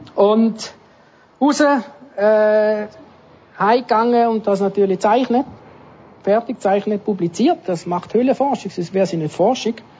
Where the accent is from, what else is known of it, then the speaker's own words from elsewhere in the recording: Trogen, Appenzell Ausserrhoden, Switzerland; Ich bin in Appenzell aufgewachsen